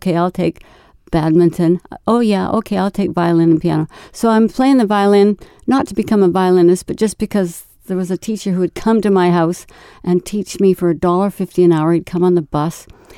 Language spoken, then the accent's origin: English; Vancouver, British Columbia, Canada; born there; I was born in Vancouver with a British heritage.